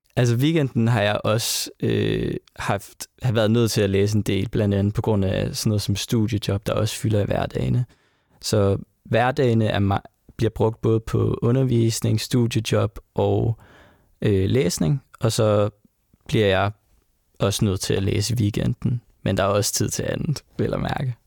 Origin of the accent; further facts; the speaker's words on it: Sønderborg, Southern Denmark, Denmark; i Sønderborg, hvor jeg kommer fra